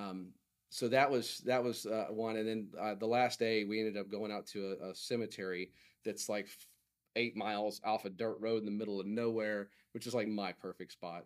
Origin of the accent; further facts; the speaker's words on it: Oklahoma, United States; I am from Oklahoma